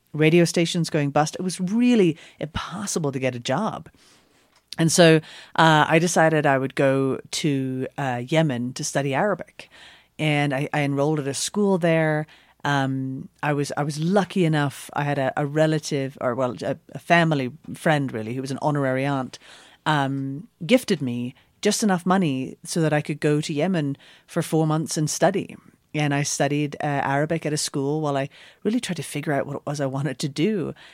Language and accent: English; Northern Ireland, United Kingdom; now in New York, United States; I grew up in Northern Ireland. Essentially the very, very last Protestant village before you get to the heartlands of South Armagh